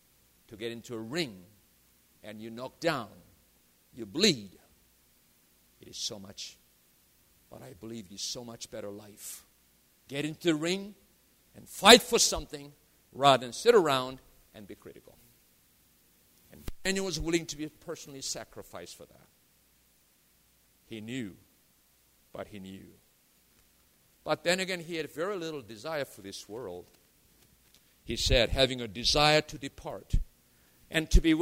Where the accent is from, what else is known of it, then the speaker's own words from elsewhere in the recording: South Korea; now in United States; I was born in Korea. I chose to be an American citizen